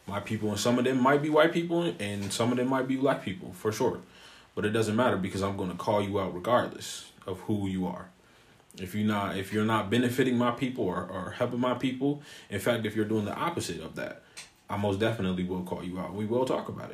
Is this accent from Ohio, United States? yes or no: yes; Columbus, Ohio, United States; I am born and raised in Columbus, Ohio.